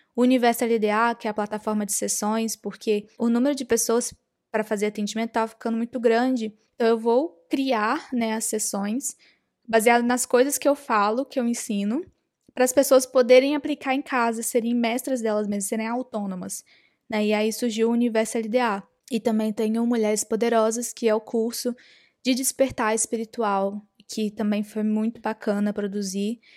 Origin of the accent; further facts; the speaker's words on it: interior of Minas Gerais, Brazil; moved away as an adult; also born or lived in New York; eu sou do interior de Minas Gerais